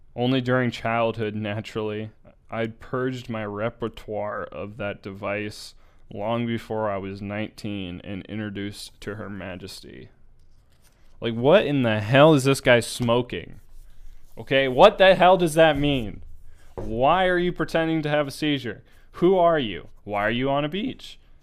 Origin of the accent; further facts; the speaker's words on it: United States; I'm American